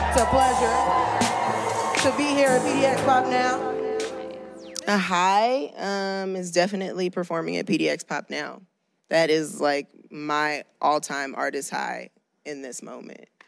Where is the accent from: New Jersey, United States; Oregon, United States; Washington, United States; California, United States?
Oregon, United States; Portland; And growing up in Portland and having been to this festival so many times, it's awesome to finally be able to play it, and it feels cool.